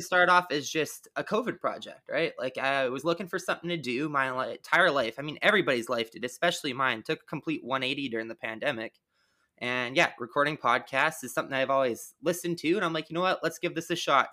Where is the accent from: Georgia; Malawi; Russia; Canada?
Canada; I'm Canadian.